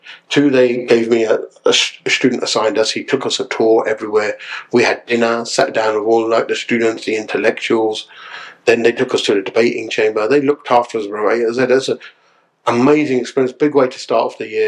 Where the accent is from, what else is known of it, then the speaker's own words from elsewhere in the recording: Ilford, London, United Kingdom; also born or lived in Southall / West Bromwich; a guy born in East London, growing up in Ilford, round about that area, in Essex